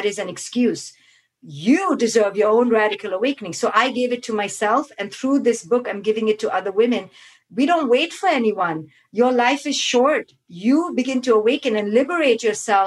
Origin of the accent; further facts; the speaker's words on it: India; growing up in India